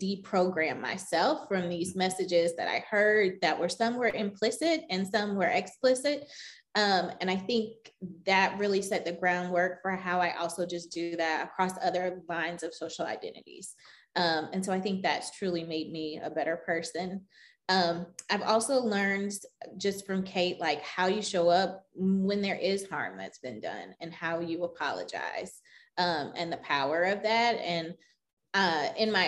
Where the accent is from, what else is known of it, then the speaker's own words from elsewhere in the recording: the South, United States; I grew up in the South